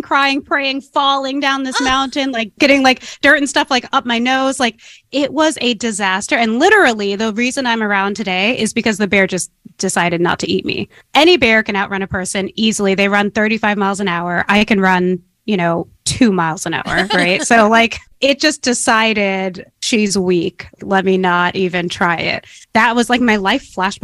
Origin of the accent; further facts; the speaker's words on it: San Francisco, California, United States; I grew up in San Francisco back when San Francisco had an inner city.